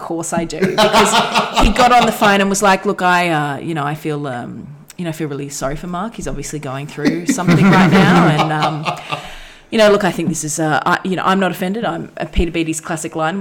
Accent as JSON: {"language": "English", "country": "Australia", "accent": "Australian", "said": "I don't tend to consider myself having a very Australian accent"}